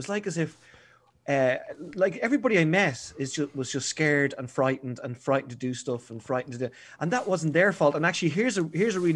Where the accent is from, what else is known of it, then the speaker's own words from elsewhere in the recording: Dublin, Leinster, Ireland; I'm from Ballinteer, and I spent most of my childhood up there.